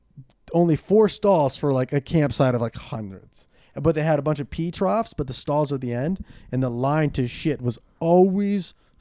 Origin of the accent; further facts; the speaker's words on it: Ventura, California, United States; I'm from Ventura, like Camarillo area.